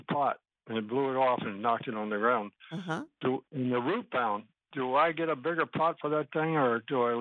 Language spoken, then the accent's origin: English; Massachusetts, United States; moved away as an adult; now in Daytona Beach, United States; I'm from Massachusetts. I'm new down here.